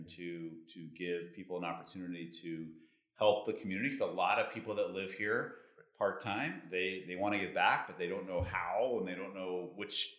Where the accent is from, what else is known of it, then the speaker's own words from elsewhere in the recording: Tucson, Arizona, United States; moved away as an adult; also born or lived in Mexico City, Mexico; now in Cabo San Lucas, Mexico; I'm originally from Arizona. Mm-hmm. And growing up in Arizona, I always had this dream of speaking Spanish because I lived in Tucson